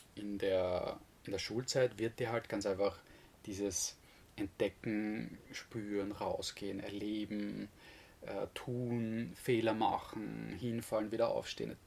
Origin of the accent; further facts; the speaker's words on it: Vienna, Austria; moved away as an adult; now in Styria, Austria; ich wurde in Wien geboren und habe eigentlich eine vergleichsweise unbeschwerte Kindheit gehabt